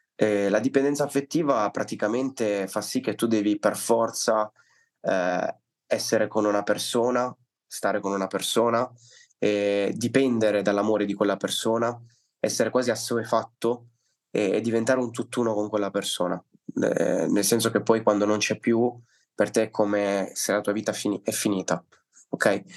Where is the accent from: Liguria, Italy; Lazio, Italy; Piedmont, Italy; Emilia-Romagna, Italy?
Liguria, Italy; also born or lived in Palermo, Sicily; sono nato a Palermo, ma mio padre per questioni lavorative si è trasferito al nord, precisamente in Liguria. E quindi sono venuto su che ero bambino, avevo tre anni.